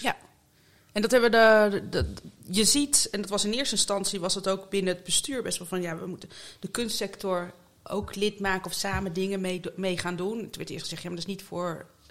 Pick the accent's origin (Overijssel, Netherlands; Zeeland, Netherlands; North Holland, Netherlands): Zeeland, Netherlands; moved away as an adult; also born or lived in Utrecht / North Brabant; now in The Hague, Netherlands; ik ben in Utrecht geboren en toen via Brabant naar Zeeland verhuisd. En daar ben ik eigenlijk opgegroeid